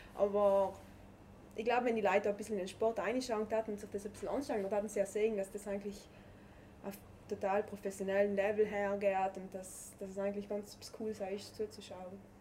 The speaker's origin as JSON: {"language": "German", "area": "South Tyrol", "region": "Trentino-Alto Adige", "country": "Italy", "said": "das Skifahren bei uns in Südtirol ist einfach Kultursport"}